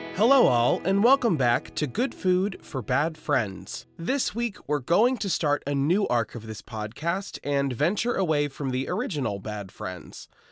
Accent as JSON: {"language": "English", "town": "Lincoln", "region": "Nebraska", "country": "United States", "tie": "born or raised there", "said": "my hometown of Lincoln"}